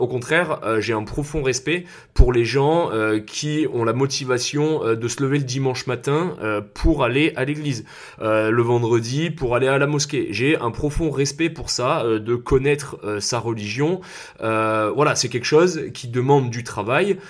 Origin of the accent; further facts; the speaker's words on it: south-east France, France; j'ai grandi dans le sud de la France